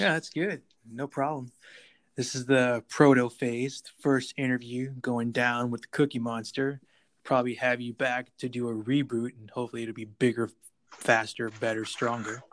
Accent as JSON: {"language": "English", "town": "Buffalo", "region": "New York", "country": "United States", "tie": "born or raised there", "moved": "yes", "lives_now": "Texas, United States", "said": "Buffalo, New York, my hometown"}